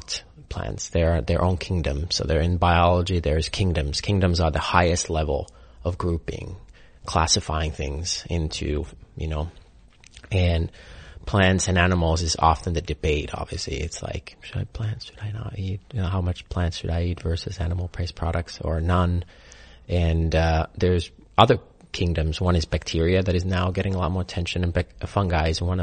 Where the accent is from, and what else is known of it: Finland; born or raised there; moved away